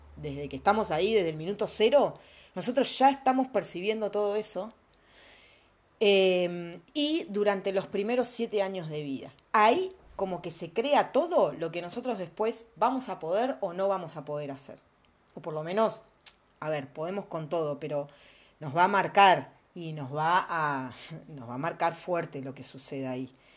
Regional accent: Argentina; also born or lived in Mexico; nosotros que vivimos acá en Argentina

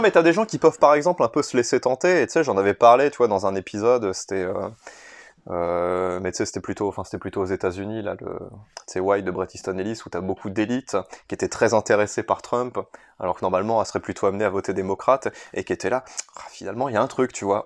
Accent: France; en tant que Français

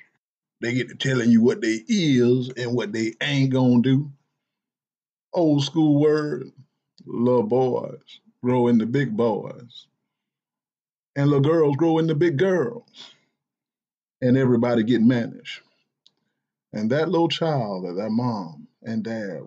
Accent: the South, United States; I'm from the South

